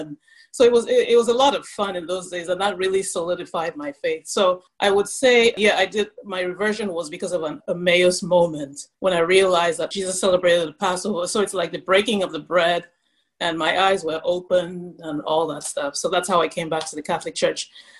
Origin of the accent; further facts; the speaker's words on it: Cameroon; also born or lived in Nigeria / United States; See, I grew up in Cameroon and Nigeria, but I spent the first 4 years of my life in the U.S.